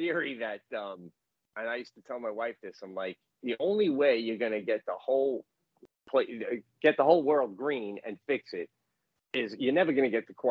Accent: New York, United States; being a New Yorker

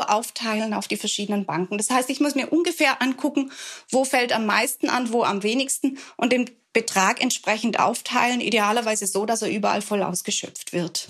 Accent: Swabia, Germany; Ich bin ja als Schwäbin zur Sparsamkeit erzogen

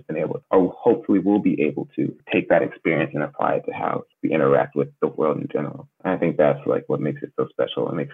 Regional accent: United States; born and raised in America

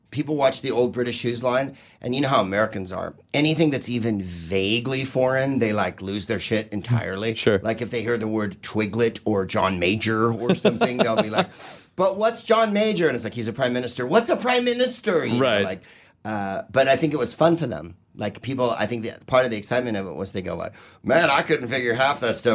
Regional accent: Bulgaria; Uh, I'm from uh, uh Bulgaria.

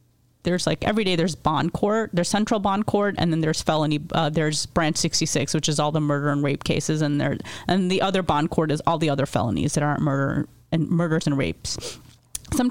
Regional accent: United States; I had two family friends who I grew up in the United States

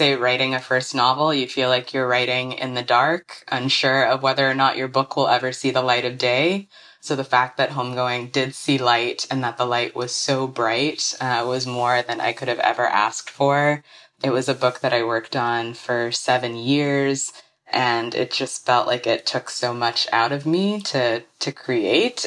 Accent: Alabama, United States; also born or lived in Ghana; I was born in Ghana, but I grew up mostly in Alabama.

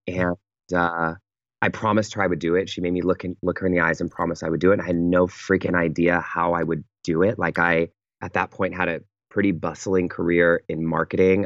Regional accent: Pittsburg, California, United States; moved away; I fly home to the Bay Area to my hometown um, called Pittsburgh, California

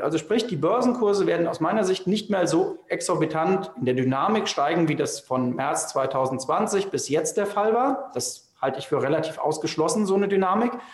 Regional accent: Germany; wir als Deutsche

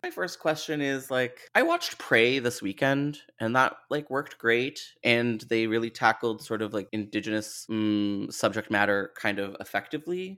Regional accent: Canada; as a Canadian

